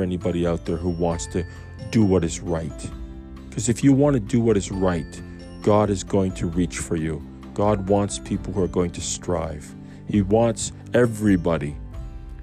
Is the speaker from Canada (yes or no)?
yes; Canada; I'm a Canadian.